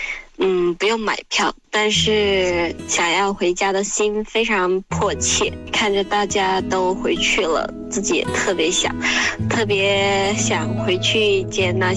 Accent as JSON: {"language": "Chinese", "town": "Meizhou", "region": "Guangdong", "country": "China", "moved": "yes", "said": "我来自广东梅州。"}